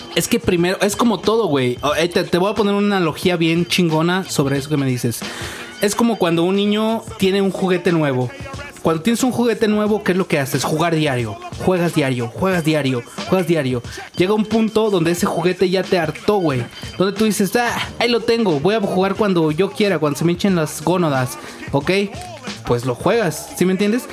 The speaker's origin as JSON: {"language": "Spanish", "country": "Mexico", "said": "somos mexicanos, cabrón, y sabemos que aquí en México"}